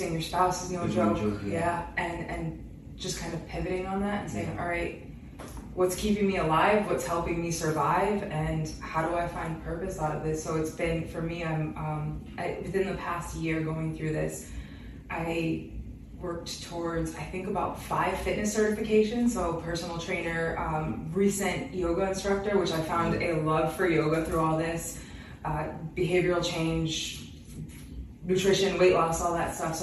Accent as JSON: {"language": "English", "region": "Western Massachusetts", "country": "United States", "moved": "as an adult", "lives_now": "Boston, United States", "said": "we're from Western Mass"}